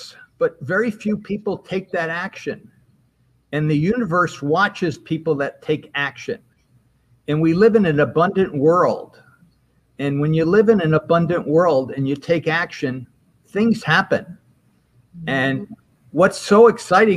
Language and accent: English; Albany, New York, United States; moved away as an adult